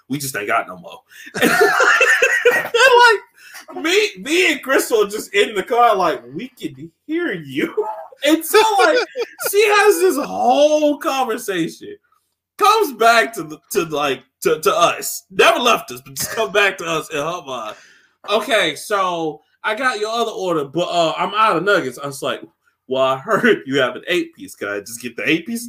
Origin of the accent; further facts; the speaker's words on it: Montgomery, Alabama, United States; this Popeyes is my home neighborhood in Montgomery. I grew up in Montgomery, so I'm from the ghetto world